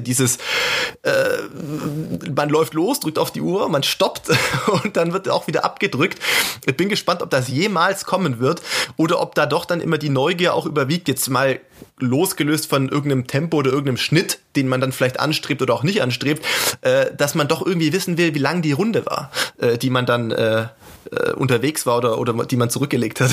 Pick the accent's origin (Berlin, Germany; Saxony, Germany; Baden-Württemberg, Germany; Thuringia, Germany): Baden-Württemberg, Germany; Sindelfingen; als gebürtigen Schwaben äh, in Sindelfingen